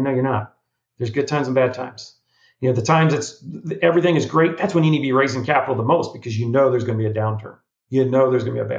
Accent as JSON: {"language": "English", "region": "Florida", "country": "United States", "said": "Now, I'm not a mover and shaker in Destin. I'm from Florida, but you know, I don't have a park in Orlando."}